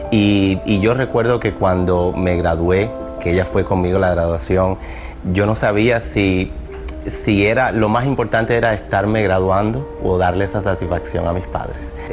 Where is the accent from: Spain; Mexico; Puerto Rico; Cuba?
Cuba; moved away; Cuando llegué de Cuba, veía Despierta América. Nunca me imaginé estar en este show.